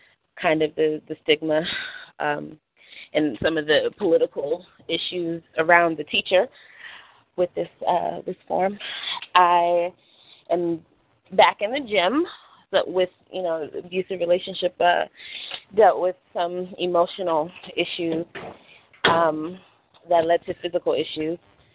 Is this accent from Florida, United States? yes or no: no; Rochester, New York, United States; also born or lived in San Diego / Las Vegas / North Carolina / Washington D.C.; I am originally from Rochester, New York. I've lived in San Diego, Vegas, North Carolina, D.C., Philly, Pennsylvania